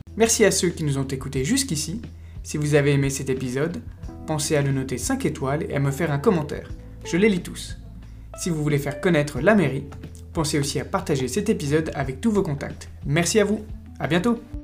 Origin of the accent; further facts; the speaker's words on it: Paris, Île-de-France, France; en tant que Parisien